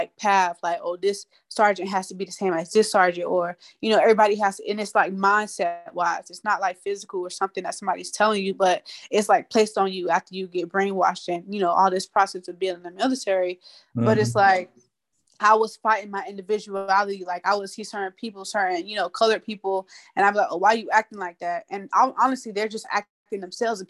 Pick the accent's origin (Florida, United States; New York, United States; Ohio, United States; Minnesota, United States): Florida, United States; Tampa; moved away; I'm from Sub Springs. I'm from Tampa, Florida.